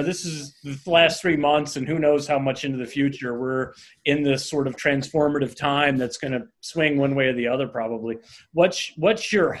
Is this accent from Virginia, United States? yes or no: yes; Virginia, United States; moved away; I'm originally from Virginia